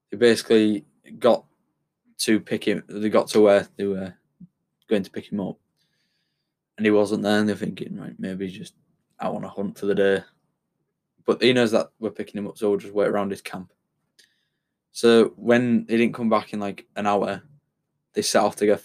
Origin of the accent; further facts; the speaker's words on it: United Kingdom; being British